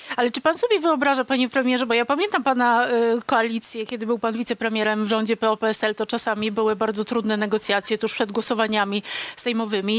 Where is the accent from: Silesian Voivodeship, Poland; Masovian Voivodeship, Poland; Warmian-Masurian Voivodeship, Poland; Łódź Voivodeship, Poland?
Silesian Voivodeship, Poland; Też jestem ze Śląska